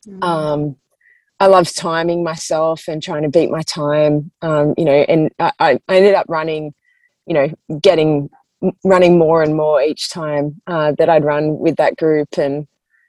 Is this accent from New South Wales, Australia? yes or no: yes; Grays Point, New South Wales, Australia; I grew up in Grace Point. It's a little leafy town in the Sutherland Shire.